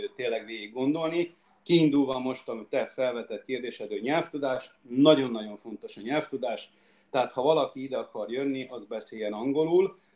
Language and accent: Hungarian; Budapest, Hungary; moved away as an adult; also born or lived in Székesfehérvár, Hungary; now in Australia; Magyarországon én Budapestről vagyok